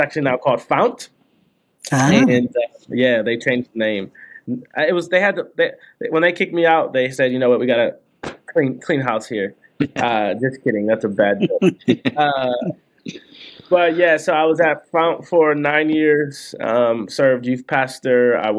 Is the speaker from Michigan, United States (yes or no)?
yes; Detroit, Michigan, United States; now in Seattle, United States; So I grew up in Detroit, Michigan, grew up in a fairly Christian faith, sort of Pentecostal tradition.